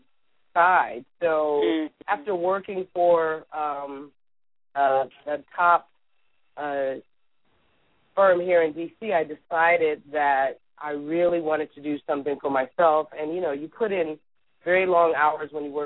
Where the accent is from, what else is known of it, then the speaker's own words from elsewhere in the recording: California, United States; moved away as an adult; now in Washington, D.C., United States; growing up in California